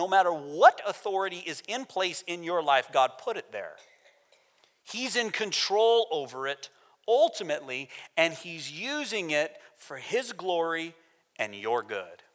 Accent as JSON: {"language": "English", "country": "United States", "moved": "as an adult", "said": "I'm American"}